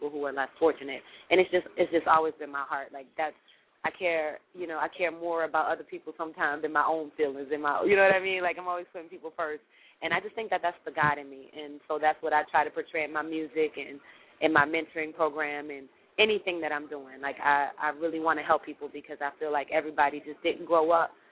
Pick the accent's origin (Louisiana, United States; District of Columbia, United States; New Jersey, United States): Louisiana, United States; New Orleans; born and raised in New Orleans, Louisiana